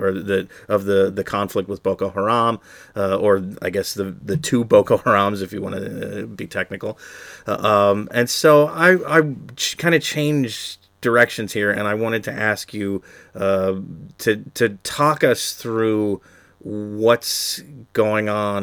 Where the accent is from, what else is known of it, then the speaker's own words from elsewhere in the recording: United States; as an American